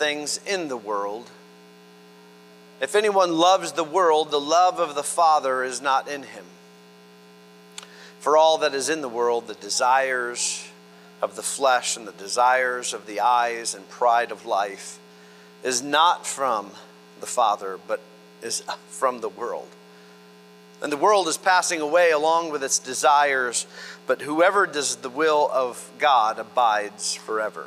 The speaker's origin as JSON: {"language": "English", "region": "Florida", "country": "United States", "said": "We're from Florida"}